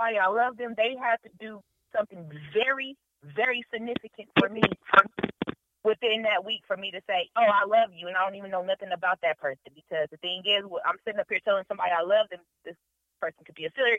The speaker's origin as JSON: {"language": "English", "town": "Denver", "region": "Colorado", "country": "United States", "said": "I'm from Denver, Colorado, y'all. I'm from the city of the mountains, cows, and the horses."}